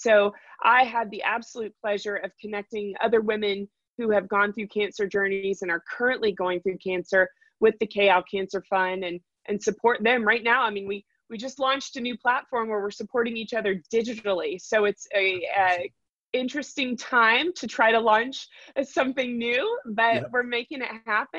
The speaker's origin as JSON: {"language": "English", "town": "Raleigh", "region": "North Carolina", "country": "United States", "tie": "born or raised there", "said": "And in fact, I'm a sixth generation North Carolinian. So I have lived my entire life here, born and raised in Raleigh, North Carolina."}